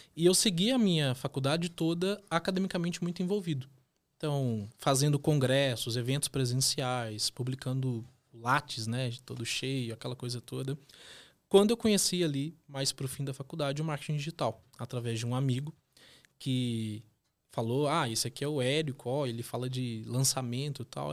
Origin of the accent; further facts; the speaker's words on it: northern Minas Gerais, Brazil; moved away as an adult; also born or lived in Londrina, Paraná; now in Curitiba, Brazil; vim lá do norte de Minas Gerais para poder estudar em Londrina, norte do Paraná, fazer a faculdade